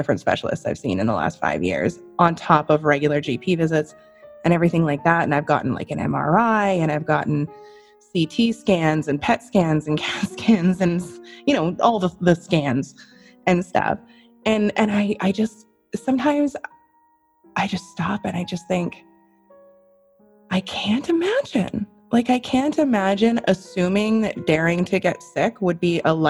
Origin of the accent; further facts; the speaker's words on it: Canada; I'm Canadian